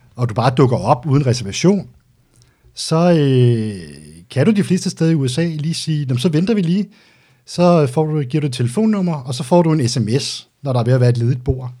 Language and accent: Danish; Denmark; also born or lived in Albertslund / Greve; Jeg er vokset op ude på Vestegnen